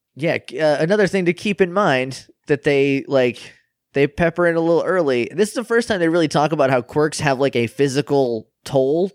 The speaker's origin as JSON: {"language": "English", "region": "New Hampshire", "country": "United States", "said": "I'm from New Hampshire"}